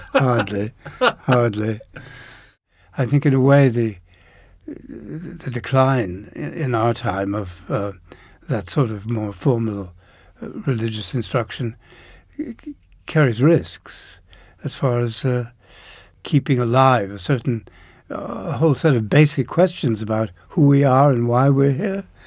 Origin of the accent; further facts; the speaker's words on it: Downers Grove, Illinois, United States; also born or lived in Chicago; just outside Chicago in, in a suburb called Downers Grove.